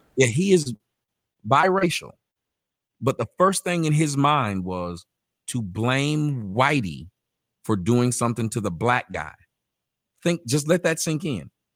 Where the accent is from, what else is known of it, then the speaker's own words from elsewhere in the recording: Atlanta, Georgia, United States; moved away as an adult; also born or lived in Phoenix; I'm from Atlanta